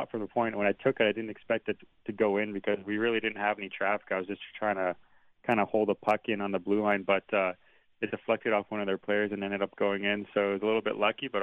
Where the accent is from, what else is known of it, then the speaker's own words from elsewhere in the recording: Steinbach, Manitoba, Canada; moved away as an adult; now in Bemidji, United States; I played in Steinbeck in my hometown